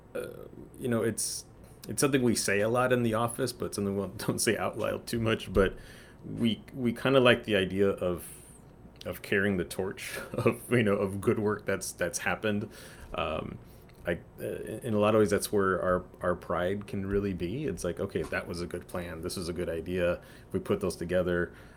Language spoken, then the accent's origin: English; San Antonio, Texas, United States; also born or lived in Houston; I grew up in San Antonio